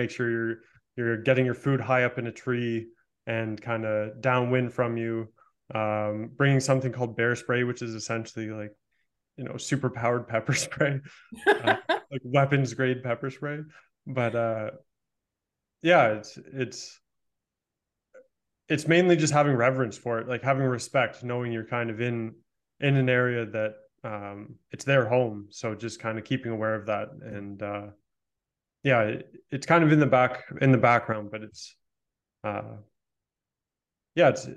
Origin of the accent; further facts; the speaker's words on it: Toronto, Ontario, Canada; moved away; also born or lived in Canadian mountains; I was just in back in my hometown area, the Toronto area